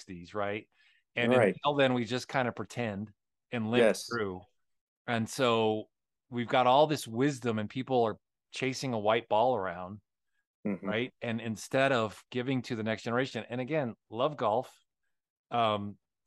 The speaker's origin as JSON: {"language": "English", "country": "United States", "said": "as American Christians, we're not persecuted"}